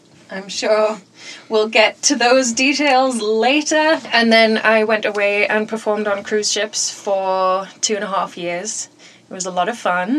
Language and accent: English; United Kingdom; now in Las Vegas, United States; I'm British